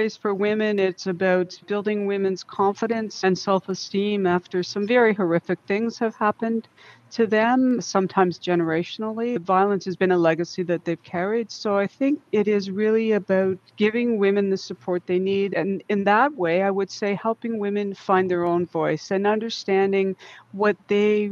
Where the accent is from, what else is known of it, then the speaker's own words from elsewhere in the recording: Simcoe County, Georgian Bay, Ontario, Canada; moved away as an adult; also born or lived in Lethbridge, Alberta / Northwest Territories; come back to my home, which is Simcoe County, which is Georgian Bay